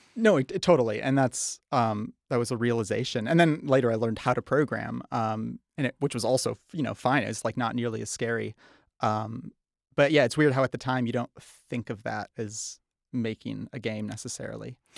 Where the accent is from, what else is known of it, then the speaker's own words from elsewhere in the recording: Charlevoix, Michigan, United States; moved away as an adult; also born or lived in Holland, Michigan; now in Los Angeles, United States; I grew up in Charlevoix, uh, and along with my sister, Kelsey